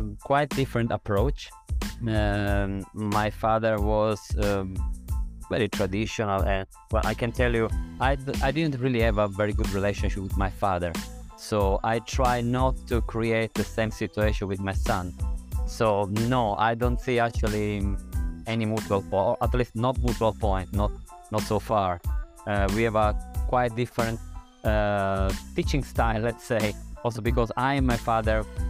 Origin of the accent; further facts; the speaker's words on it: Sicily, Italy; now in Thailand; I'm from Sicily, and in Sicily, at least up to the previous generation, we have still this idea